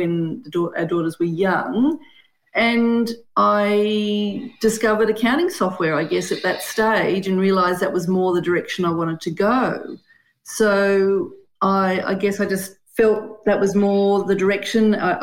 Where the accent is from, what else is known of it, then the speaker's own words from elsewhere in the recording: Sydney, New South Wales, Australia; also born or lived in Brisbane, Australia; now in Canberra, Australia; I grew up in Sydney